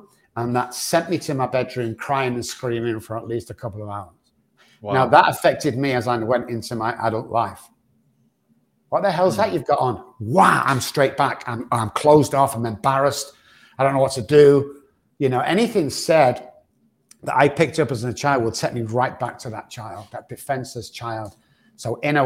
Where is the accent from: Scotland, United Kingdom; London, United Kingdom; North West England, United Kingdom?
North West England, United Kingdom; Manchester; moved away; back in the UK where I'm from